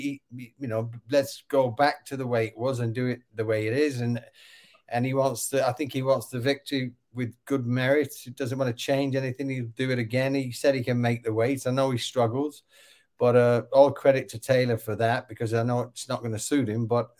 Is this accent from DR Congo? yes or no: no; England, United Kingdom; I'm English and it's an Englishman and I'm patriotic